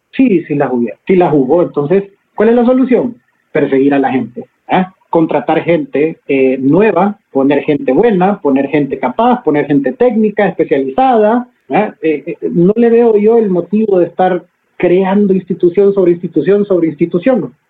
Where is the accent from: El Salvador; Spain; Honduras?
Honduras; todos somos hondureños y todos vivimos en Honduras